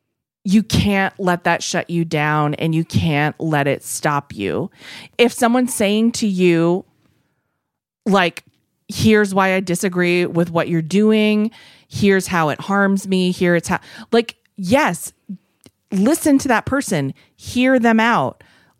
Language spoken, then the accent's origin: English; United States; is because we all let our own cultures go because we're American.